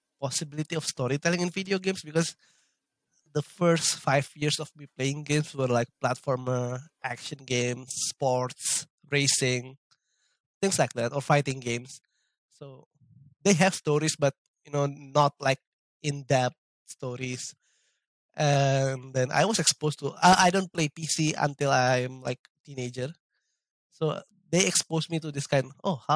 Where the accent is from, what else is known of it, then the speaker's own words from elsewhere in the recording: Indonesia; I live in Indonesia